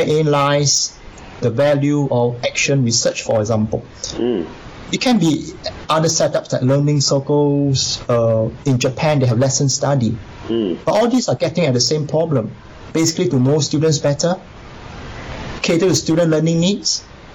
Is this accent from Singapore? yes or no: yes; Singapore; I come from Singapore.